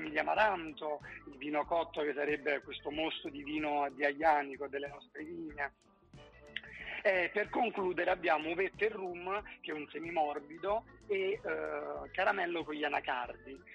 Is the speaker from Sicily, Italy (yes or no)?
no; Basilicata, Italy; perché veniamo dalla Lucania, quindi una, una terra di lupi